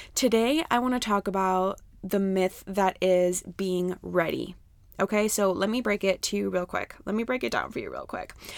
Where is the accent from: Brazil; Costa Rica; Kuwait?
Costa Rica; I grew up in Costa Rica